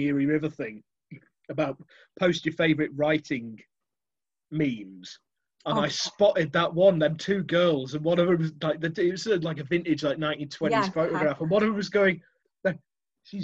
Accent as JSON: {"language": "English", "country": "United Kingdom", "tie": "born or raised there", "said": "I grew up near the Peak District"}